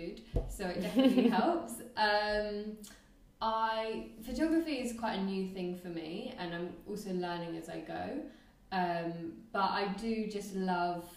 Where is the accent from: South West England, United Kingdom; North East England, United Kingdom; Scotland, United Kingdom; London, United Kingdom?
London, United Kingdom; moved away as an adult; also born or lived in Nottingham; now in Thailand; I'm from London.